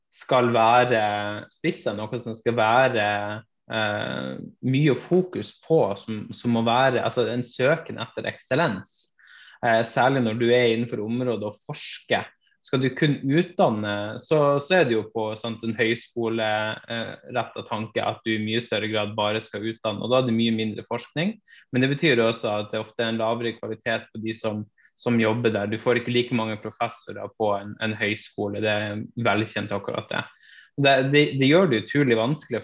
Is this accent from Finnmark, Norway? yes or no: yes; Hammerfest, Finnmark, Norway; jeg er født og oppvokst i Hammerfest i, i, Finnmark